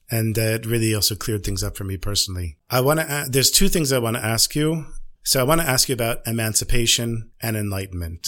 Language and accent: English; United States; now in Israel; I'm the American